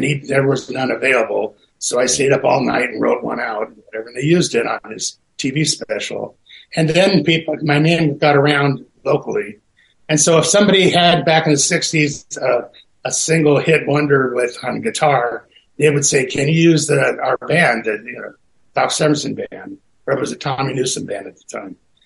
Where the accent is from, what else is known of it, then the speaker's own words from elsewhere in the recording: Burbank, California, United States; I was born and raised in Burbank